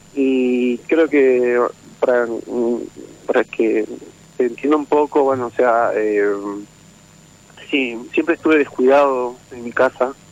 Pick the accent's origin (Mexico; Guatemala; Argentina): Argentina; San Salvador de Jujuy, Jujuy; soy de Jujuy, capital